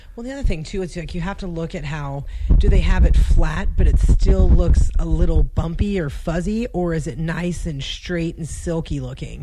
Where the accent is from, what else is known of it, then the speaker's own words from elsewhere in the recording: Casa Grande, Arizona, United States; also born or lived in Phoenix, Arizona / Pinetop, Arizona / Montana; I was born in Phoenix, raised oh raised like half. There's a town called Casa Grande in between Phoenix and Tucson, so okay. I was raised there till I was 11, and then when I was 11, we moved up to Pine Top, which is in the White Mountains